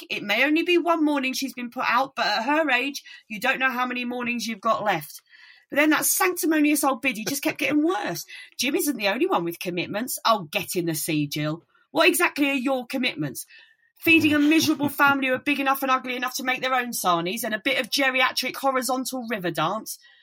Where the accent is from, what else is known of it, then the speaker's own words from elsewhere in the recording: Kent, South East England, United Kingdom; accent: Kentish; I'm from, you know, my accent is very Kentish